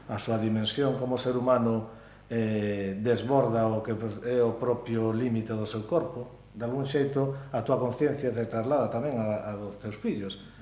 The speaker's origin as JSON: {"language": "Galician", "region": "Galicia", "country": "Spain", "said": "Como galegos, isto vennos de vennos nos xens, non?"}